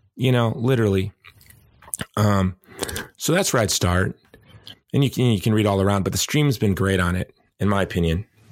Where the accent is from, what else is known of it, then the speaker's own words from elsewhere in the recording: Hawaii, United States; my home state of Hawaii